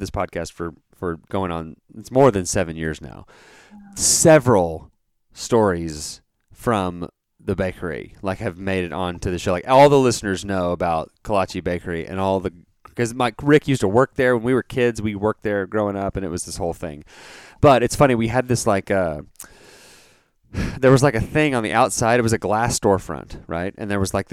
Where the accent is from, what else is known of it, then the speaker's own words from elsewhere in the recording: Dallas, Texas, United States; I grew up in that area, in the Dallas area